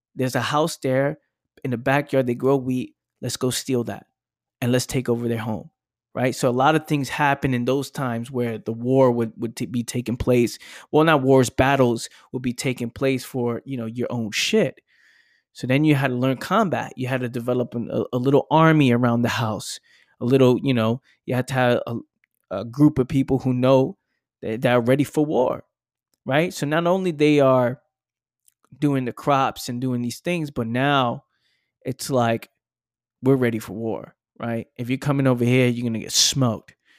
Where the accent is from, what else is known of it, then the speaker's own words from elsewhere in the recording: New York City, New York, United States; living in the Bronx, growing up in the Bronx